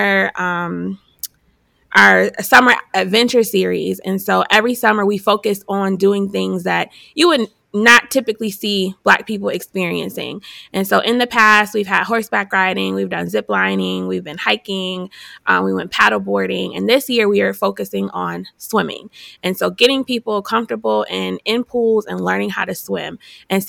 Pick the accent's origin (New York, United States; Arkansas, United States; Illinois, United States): New York, United States; Buffalo; moved away as an adult; now in Hampton Roads, United States; I'm originally from Buffalo, New York, and I came here because I went to Hampton, and then went to ODU for grad school